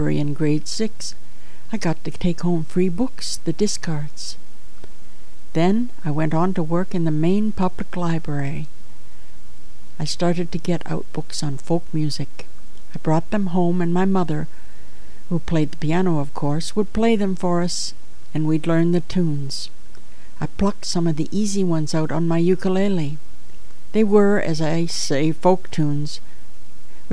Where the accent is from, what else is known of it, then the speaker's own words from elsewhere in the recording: Chatham, Ontario, Canada; now in Toronto, Canada; Chatham, Ontario, my hometown